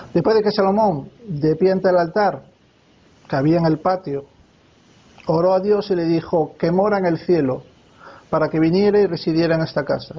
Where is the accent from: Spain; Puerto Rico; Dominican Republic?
Spain; also born or lived in Alicante; Y yo soy español. Yo soy español y vivo aquí en España